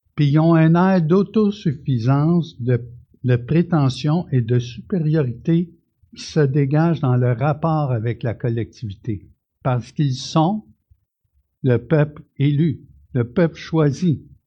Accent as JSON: {"language": "French", "country": "Canada", "tie": "born or raised there", "said": "je suis un Canadien, je suis né ici"}